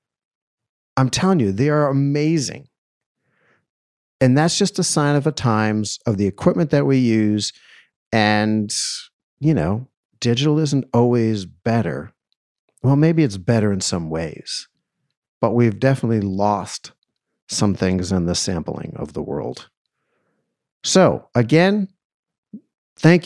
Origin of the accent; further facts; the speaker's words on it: Boston, Massachusetts, United States; also born or lived in New York City; now in Los Angeles, United States; I'm originally from Boston